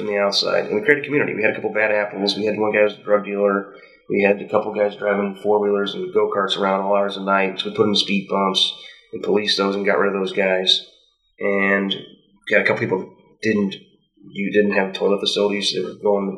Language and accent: English; Western Illinois, United States; I grew up in Western Illinois